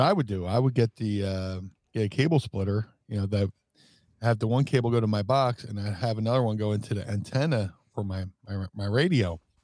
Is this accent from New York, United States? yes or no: no; Atlantic City, New Jersey, United States; growing up in Atlantic City